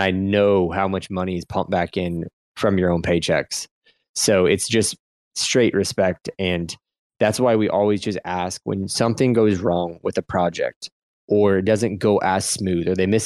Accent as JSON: {"language": "English", "region": "Midwest", "country": "United States", "said": "I'm from the Midwest"}